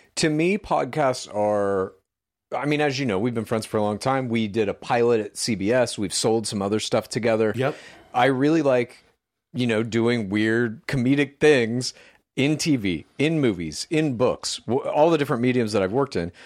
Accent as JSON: {"language": "English", "region": "Midwest", "country": "United States", "tie": "born or raised there", "said": "I grew up in the Midwest, you see, and we used to call it pop there as well."}